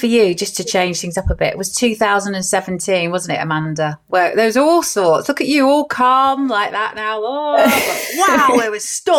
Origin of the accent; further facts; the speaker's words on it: Essex, East of England, United Kingdom; now in Cheshire, United Kingdom; I actually came from Essex and now I live up in Cheshire, and it took a long while for people to, you know, not judge me from coming from Essex. And now I'm a Chessex girl